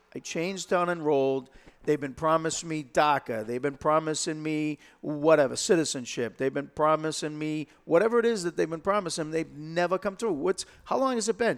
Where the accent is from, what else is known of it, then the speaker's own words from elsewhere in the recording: Lowell, Massachusetts, United States; I was born and brought up in Lowell